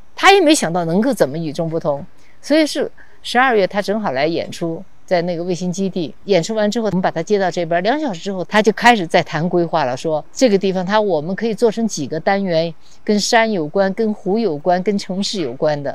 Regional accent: Xichang, Sichuan, China; moved away as an adult; now in Chengdu, China; 所以所有的其实很年轻的记忆，成长的记忆都在这儿

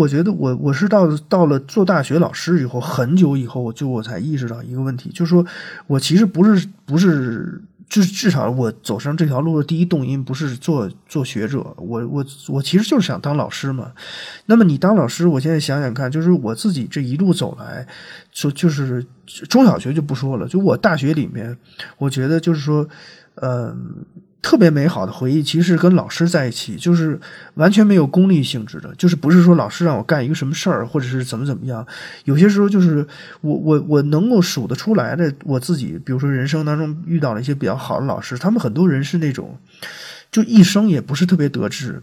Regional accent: China; 我觉得我是像八零后，甚至从七九八零年开始，一直到像袜子他们这代人，就是我们中国人经历了

